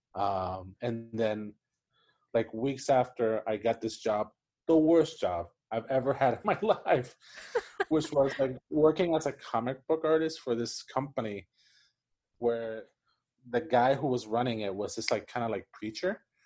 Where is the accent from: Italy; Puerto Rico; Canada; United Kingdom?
Puerto Rico; English is a second language; moved away as an adult; now in United States; was born and raised in Puerto Rico, and I lived there for, I think, maybe 22 years